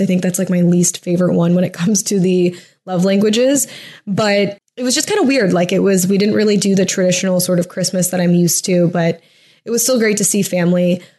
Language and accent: English; a suburb of Toledo in Michigan, United States; moved away as an adult; also born or lived in Huntington Beach, California / Oceanside, California / Irvine, California / Columbus, Ohio; now in California, United States; I'm from a suburb of Toledo that's in Michigan